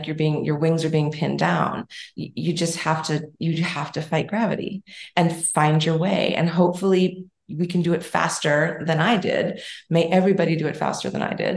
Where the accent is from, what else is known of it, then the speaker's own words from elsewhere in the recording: Montana, United States; also born or lived in Silicon Valley, California; I was born in California in Silicon Valley. My mom worked at Stanford, and I was born at Stanford. When I was young, we moved to Montana out into the back woods.